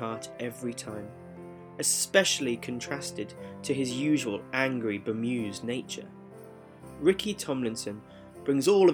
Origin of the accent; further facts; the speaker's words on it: United Kingdom; growing up in the UK